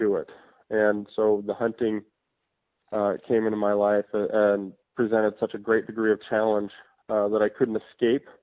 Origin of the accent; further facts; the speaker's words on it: Hawaii, United States; I was born in Hawaii in 1978. And, you know, I was always raised around fishing for big blue marlin